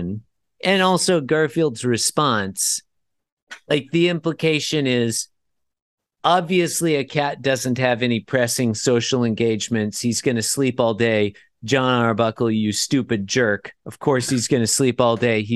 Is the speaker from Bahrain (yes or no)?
no; Australia; also born or lived in United States; as an Australian